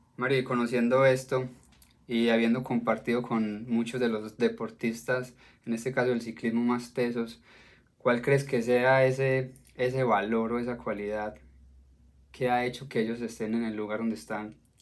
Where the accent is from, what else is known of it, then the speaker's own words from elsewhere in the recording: Colombia; como colombiano